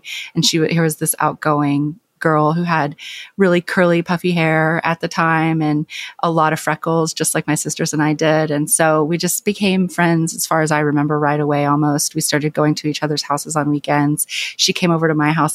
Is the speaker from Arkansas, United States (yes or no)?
yes; Clinton, Arkansas, United States; born or raised there; moved away